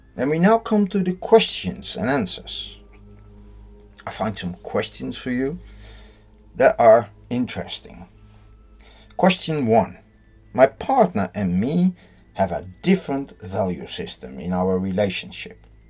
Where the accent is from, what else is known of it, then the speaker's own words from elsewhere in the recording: Netherlands; I'm from the Netherlands